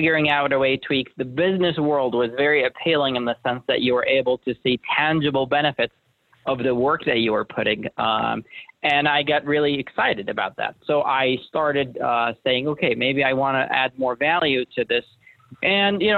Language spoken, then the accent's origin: English; Jordan; moved away as an adult; also born or lived in Syracuse, New York; now in United States; I was born and raised in Jordan, a place that not a lot of people are familiar